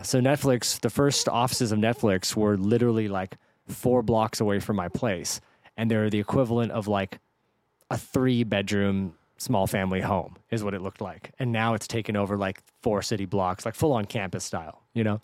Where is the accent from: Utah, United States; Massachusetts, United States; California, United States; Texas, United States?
California, United States; the Bay Area; moved away as an adult; also born or lived in San Diego; now in Los Angeles, United States; I grew up in the Bay